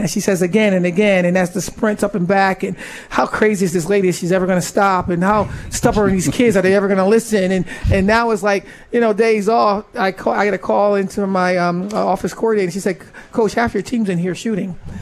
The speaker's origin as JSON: {"language": "English", "town": "Syracuse", "region": "New York", "country": "United States", "said": "I was from Syracuse."}